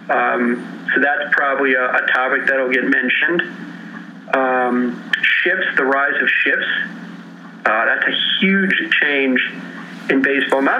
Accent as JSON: {"language": "English", "town": "Chicago", "region": "Illinois", "country": "United States", "tie": "born or raised there", "said": "I grew up in Chicago. Uh, my mother had grown up in Chicago a, uh, in a house down the block from ours."}